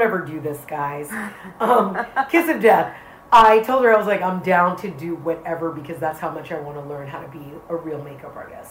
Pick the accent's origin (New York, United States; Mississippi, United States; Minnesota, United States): New York, United States; New York City; I grew up in the South Bronx in an area called Soundview